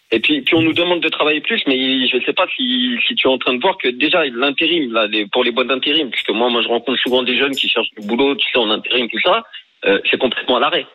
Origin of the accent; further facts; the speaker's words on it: France; Moi, je, vis en mhm. France, euh, j'ai grandi en France